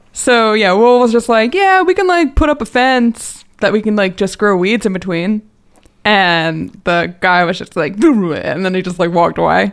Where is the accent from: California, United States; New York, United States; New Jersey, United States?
New Jersey, United States; now in Conshohocken, United States; I'm from Jersey, so I'm like a Jersey girl